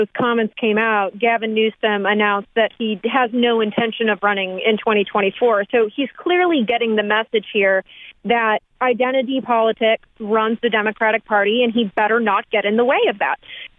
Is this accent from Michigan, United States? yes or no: yes; Michigan, United States; I'm from Michigan.